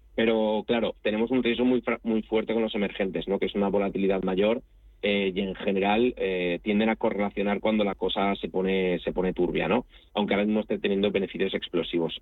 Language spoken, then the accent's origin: Spanish; Spain; also born or lived in Italy; viví en Italia y, soy español y me siento de los dos países